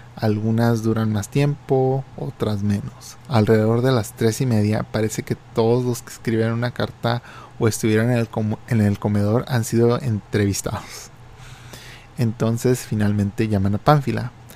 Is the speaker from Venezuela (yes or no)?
no; Mexico; moved away; en mi infancia y en México, porque cuando yo vivía en México